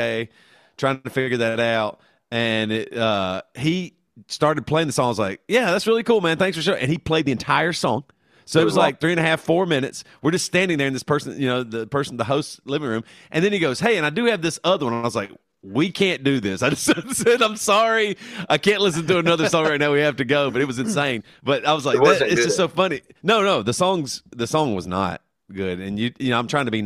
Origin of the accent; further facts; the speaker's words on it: South Carolina, United States; moved away; we came from South Carolina where everything was big and bulky.